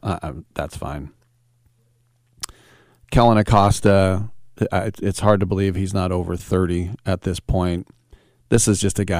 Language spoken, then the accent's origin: English; United States; I am an American